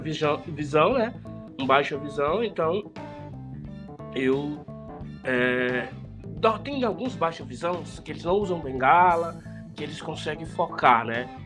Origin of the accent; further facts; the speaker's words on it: Bom Jesus, Piauí, Brazil; moved away as an adult; now in São Paulo, Brazil; eu moro aqui em São Paulo há 25 anos, mas saí de Bom Jesus aos 20 anos de idade